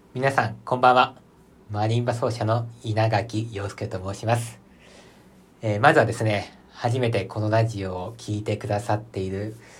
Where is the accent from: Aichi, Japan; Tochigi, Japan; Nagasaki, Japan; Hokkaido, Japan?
Aichi, Japan; 私、愛知県出身なので